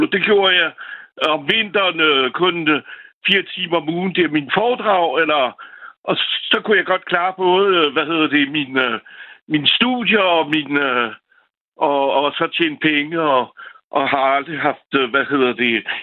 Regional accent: France; now in Copenhagen, Denmark; Jeg er selv franskmand, og jeg er 61 år.

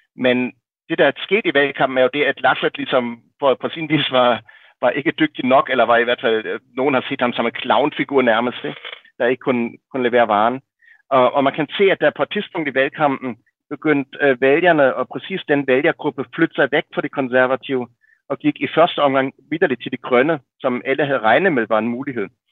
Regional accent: Berlin, Germany; moved away; jeg voksede op i Vestberlin i, i 70'erne og 80'erne

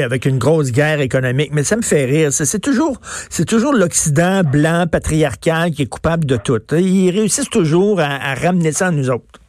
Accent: Quebec, Canada; on est tous des Québécois.

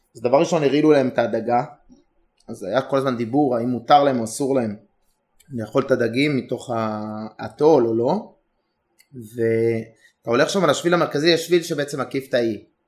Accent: Israel; also born or lived in Herzliya; אנחנו היינו ישראלים השני, שלישי, רביעי

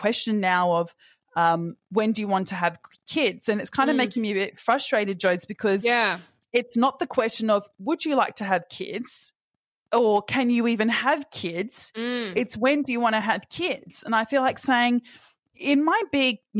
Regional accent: Perth, Western Australia, Australia; moved away as an adult; now in Sydney, Australia; being back in Perth, and I've always felt this way ever since I've moved to Sydney, of coming back, I feel those societal pressures on me tenfold when I come back to my hometown

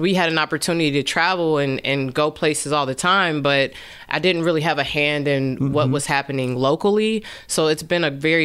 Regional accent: South Bend, Indiana, United States; I'm from South Bend, born and raised here

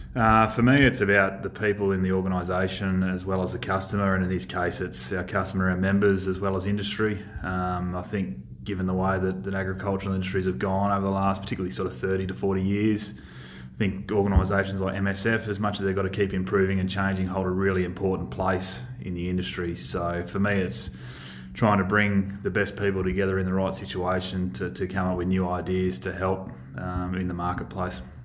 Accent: Euston, New South Wales, Australia; I was born and raised in the Mallee, sort of down around Euston.

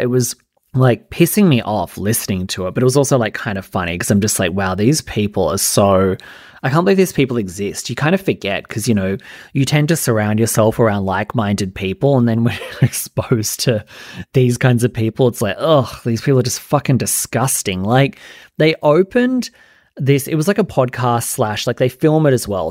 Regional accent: Australia; I'm Australian

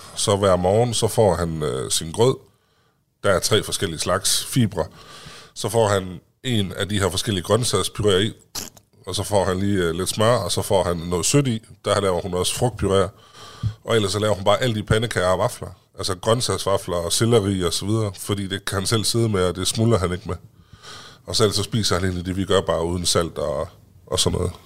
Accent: Vildbjerg, Central Denmark Region, Denmark; Jeg kommer fra Lille Vildbjerg ude ved Herning

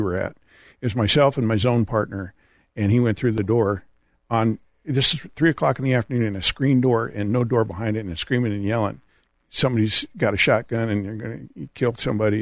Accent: California, United States; also born or lived in San Jose; I'm from California, California native

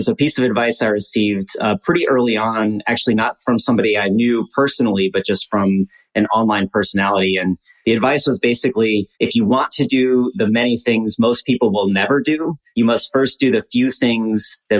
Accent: Midwest, United States; we're both from the Midwest

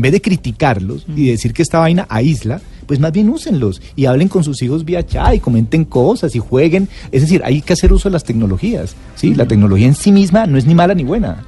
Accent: Cali, Valle del Cauca, Colombia; yo soy de Cali

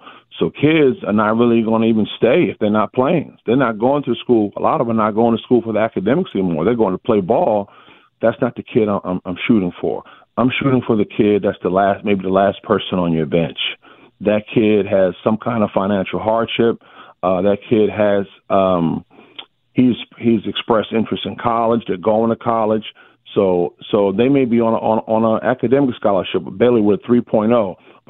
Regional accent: New Jersey, United States; now in Georgia, United States; I didn't realize this until I moved down here from Jersey. Up in Jersey, basketball was king. Down south, football is king.

